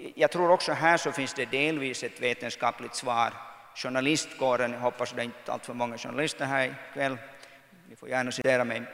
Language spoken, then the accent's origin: Swedish; Kokkola, Central Ostrobothnia, Finland; moved away as an adult; also born or lived in Brussels / New York; jag växte upp här i Karleby att, att man var inte från Karleby, man var från Soka